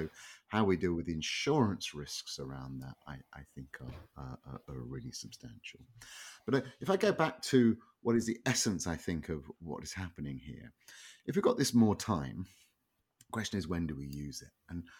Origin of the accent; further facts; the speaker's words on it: London, United Kingdom; North London, or North London, to use my original accent. Sort of outer suburb, sort of an industrial suburban area.